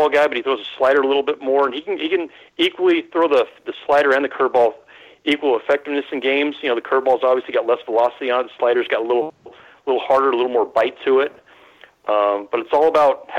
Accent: Bay Area, California, United States; I grew up in the Bay Area

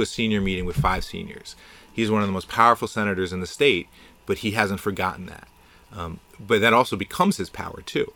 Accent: New Jersey suburbs, United States; also born or lived in Boston; now in Jersey City, United States; I grew up in the Jersey burbs

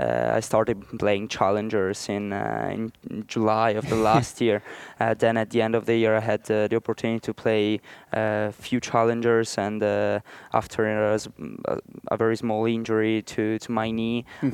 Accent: Italy; I'm from Italy

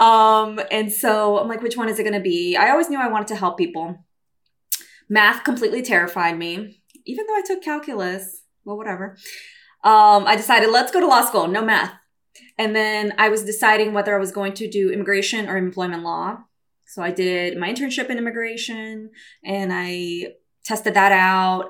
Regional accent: Brazil; also born or lived in New York City, United States; now in California, United States; I'm Brazilian

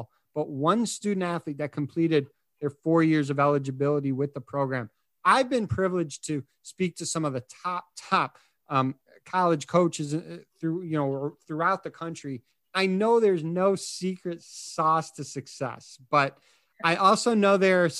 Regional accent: Chicago, Illinois, United States; I'm from Chicago

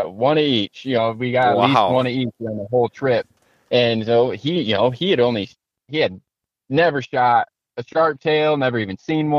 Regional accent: Michigan, United States; I'm from Michigan

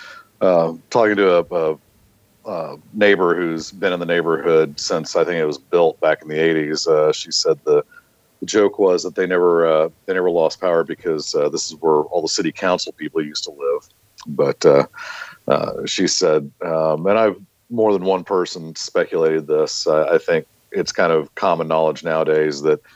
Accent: Oklahoma, United States; I'm not a Texan. Okay. I come from Oklahoma

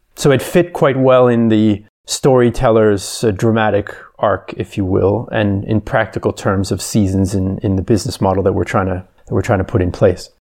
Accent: Canada; now in Vienna, Austria; I'm originally from Canada, but I've been living in Vienna for quite some time

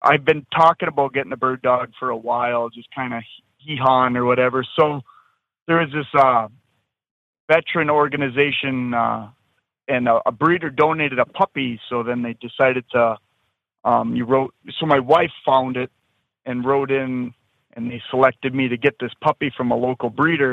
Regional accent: central Minnesota, United States; I'm from central Minnesota

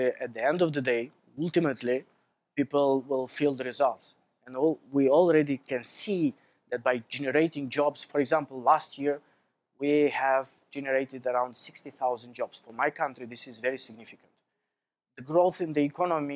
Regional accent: Moldova; When I was a child, I was born and I grew up in Soviet Union.

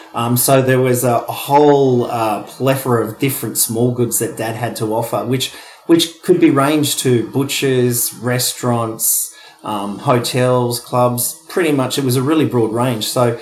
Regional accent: Wollongong, New South Wales, Australia; He'd worked in the steelworks down in Wollongong. We came from Wollongong.

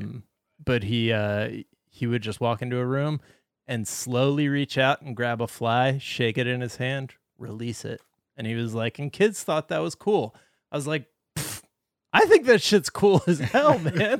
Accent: Ocean City, New Jersey, United States; moved away; my hometown, Ocean City, New Jersey

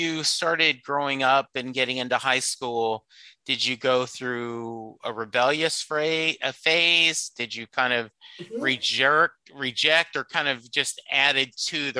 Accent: Louisiana, United States; now in Dallas, United States; but in South Louisiana, where I was from, no way. They built, the joke is they build bars without locks on the door because they never close.

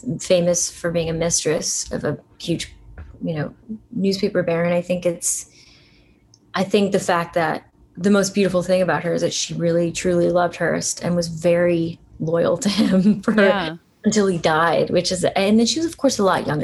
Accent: Allentown, Pennsylvania, United States; I grew up in Allentown

